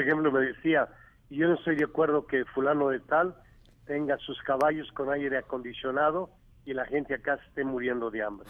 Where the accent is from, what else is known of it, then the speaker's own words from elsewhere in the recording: Mexico; yo lo hago como mexicano